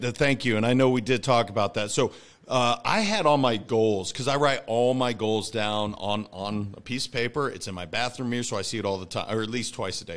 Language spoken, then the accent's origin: English; Montana, United States; I'm a kid from Montana.